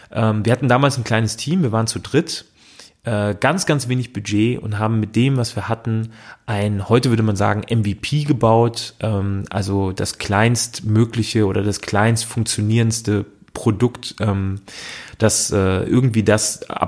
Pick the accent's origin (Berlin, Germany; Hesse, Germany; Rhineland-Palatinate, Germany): Hesse, Germany; Frankfurt am Main; habe dann auch direkt in meiner Heimatstadt in Frankfurt am Main äh, einen Psychologiestudienplatz äh, bekommen.